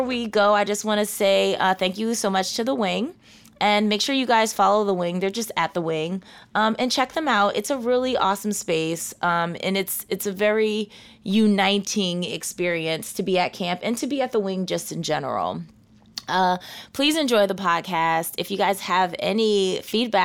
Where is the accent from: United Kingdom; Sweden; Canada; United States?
United States; Philadelphia, Pennsylvania; moved away as an adult; also born or lived in New York City; now in Oregon, United States; I'm from Philadelphia